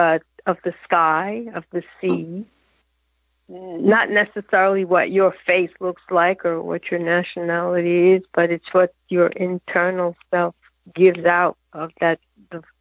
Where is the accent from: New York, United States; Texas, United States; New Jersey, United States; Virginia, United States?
New York, United States; New York City; And I was raised in Harlem.